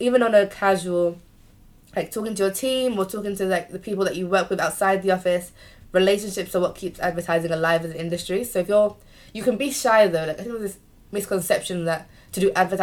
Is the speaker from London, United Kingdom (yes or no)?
yes; London, United Kingdom; we're all from London